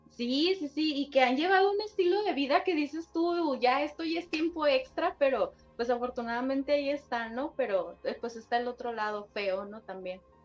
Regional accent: Sinaloa, Mexico; yo soy del estado de Sinaloa

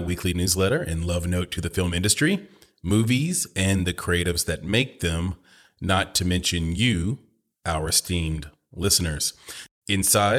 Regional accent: Nashville, Tennessee, United States; I grew up in Nashville

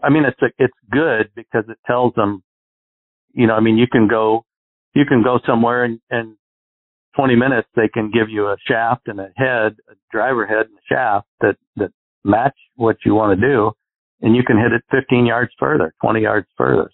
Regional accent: Arizona, United States; I grew up in Arizona where we get no wind here

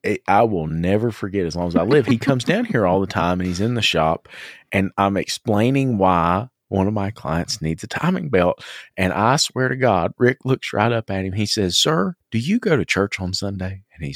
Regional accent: Southern United States, United States; So, you know, and we're from the South, right? David doesn't understand the South. And I'm in a different part of the South than you are, even though we're really close. We're from the mountain South, right?

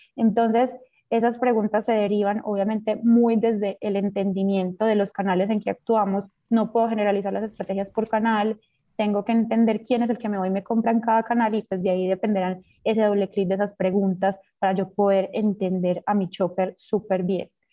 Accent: Colombia; moved away; also born or lived in Central America; Cuando estaba en Colombia

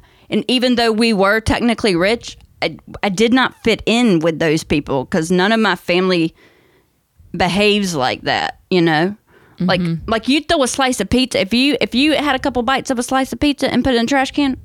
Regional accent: North Carolina, United States; I grew up in North Carolina

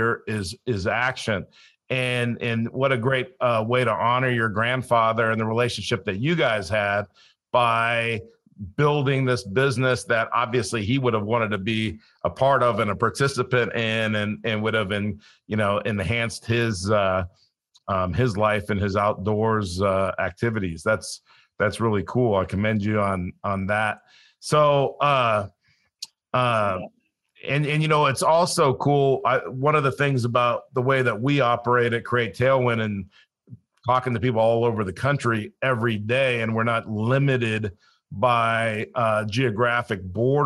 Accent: Los Angeles, California, United States; also born or lived in Colorado / South Dakota; now in Florida, United States; I grew up in Los Angeles, so I didn't grow up a hunter or outdoorsman

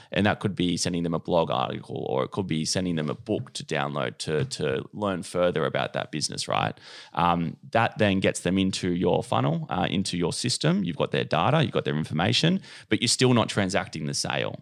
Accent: Cronulla, New South Wales, Australia; now in Bondi, Australia; I'm from Cronulla.

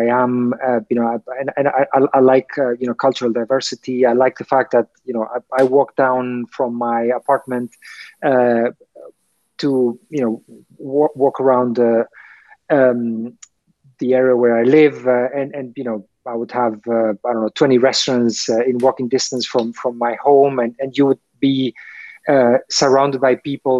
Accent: Argentina; moved away as an adult; now in Dubai, United Arab Emirates; my home country, Argentina

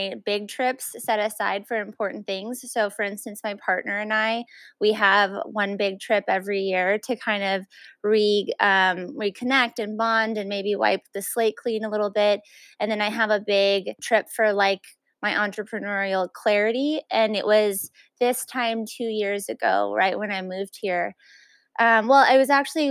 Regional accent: El Paso, Texas, United States; I'm actually from El Paso, so I still have that Mexican root

